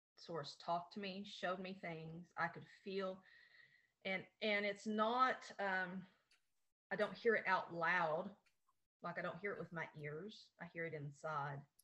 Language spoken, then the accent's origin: English; Appalachia, United States; in my hometown, there's 1,500 people right now